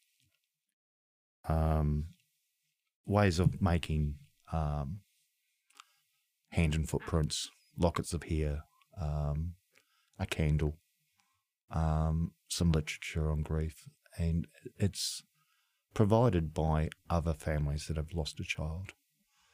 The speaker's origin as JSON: {"language": "English", "country": "New Zealand", "moved": "yes", "said": "I'm from New Zealand"}